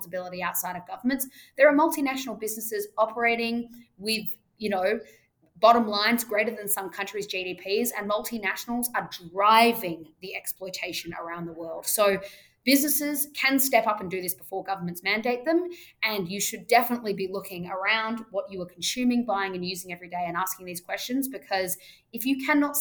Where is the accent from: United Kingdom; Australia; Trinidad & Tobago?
Australia; I say that as an Australian.